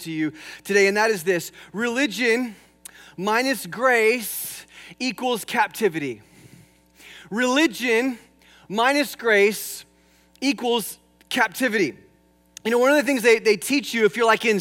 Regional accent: California, United States; moved away; I'm from California. In fact, I used to take flying lessons over here at Camarillo Airport many years ago, and I used to drive out from the San Fernando Valley.

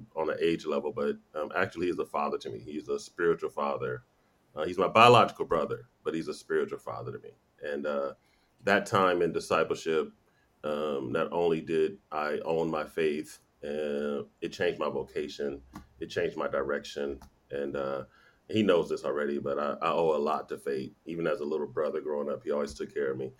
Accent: Los Angeles, California, United States; born or raised there

